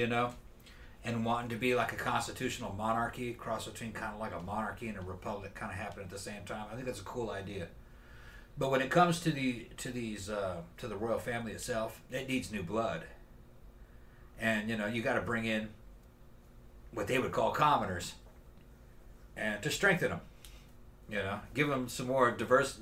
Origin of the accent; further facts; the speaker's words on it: Brazil; moved away; When I was growing up in Brazil